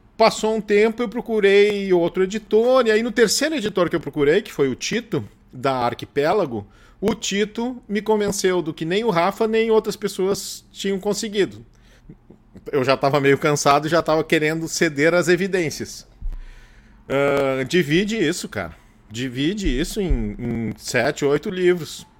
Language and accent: Portuguese; Gravataí, Rio Grande do Sul, Brazil; also born or lived in Porto Alegre; eu sou nascido em Porto Alegre, me criei é, em Gravataí